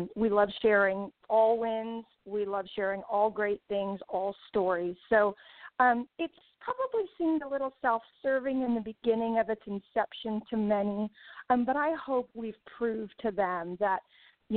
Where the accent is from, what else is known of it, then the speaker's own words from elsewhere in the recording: Crete, Illinois, United States; I was born and raised in Cree, Illinois